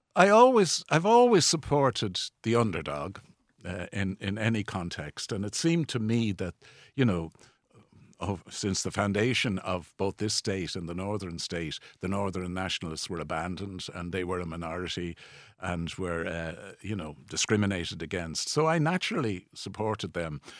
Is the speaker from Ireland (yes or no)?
yes; Dublin, Leinster, Ireland; in the 1950s, when I grew up in Balls Bridge, it was anything but a posh place